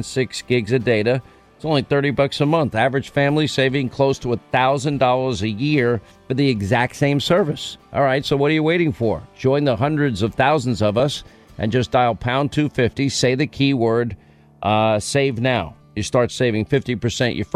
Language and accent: English; New York, United States; where I grew up in New York